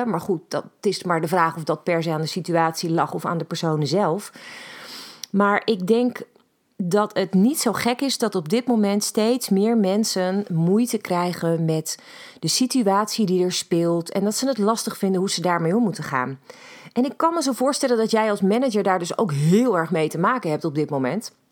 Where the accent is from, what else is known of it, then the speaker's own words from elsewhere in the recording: Netherlands; ik begrijp ook niet hoe wij als Nederlanders, ehm, maar met z'n allen als een soort van mak lammetje Ehm, ons laten drijven bepaalde kanten op